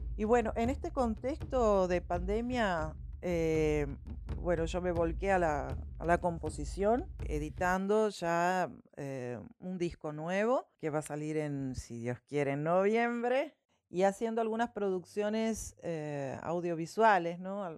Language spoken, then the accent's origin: Spanish; Monteros, Tucumán, Argentina; moved away as an adult; now in Catamarca, Argentina; Yo soy de Monteros, de Tucumán, y vivo en Catamarca hace ya cuatro años